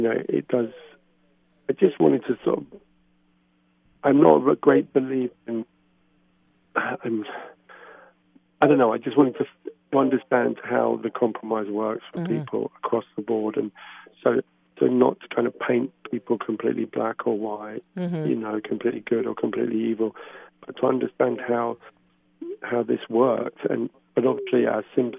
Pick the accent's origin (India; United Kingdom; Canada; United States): United Kingdom; England; as an English person going to Norway